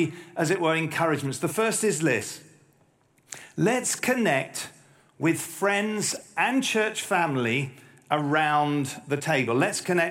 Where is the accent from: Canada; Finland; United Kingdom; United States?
United Kingdom; as a Brit